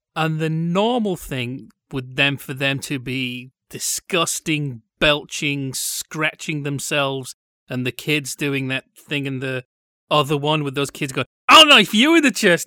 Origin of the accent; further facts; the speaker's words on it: Yorkshire and the Humber, United Kingdom; now in Orange County, United States; they haven't really heard of Yorkshire